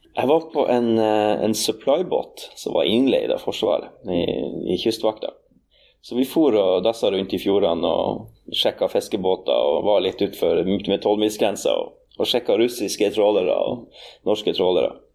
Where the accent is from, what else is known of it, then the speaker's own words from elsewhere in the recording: Norway; åresalget på bedehuset hjemme på Aun